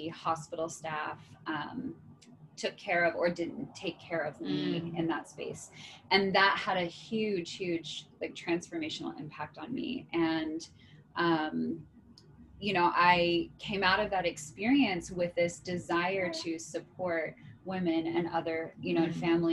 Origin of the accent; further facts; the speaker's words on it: East Coast, United States; moved away as an adult; now in San Diego, United States; I'm originally from the East Coast. I've been in San Diego since 2008